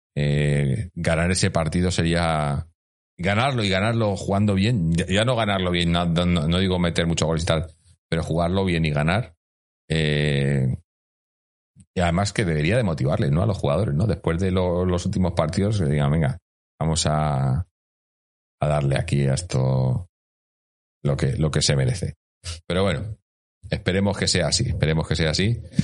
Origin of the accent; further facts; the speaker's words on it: Community of Madrid, Spain; la gente que, que somos de Madrid